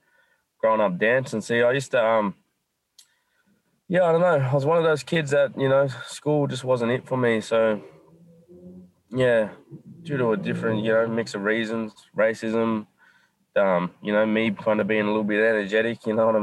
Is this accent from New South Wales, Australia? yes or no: yes; Nowra, New South Wales, Australia; moved away as an adult; now in Sydney, Australia; I left Nowra, you know. I was born and raised down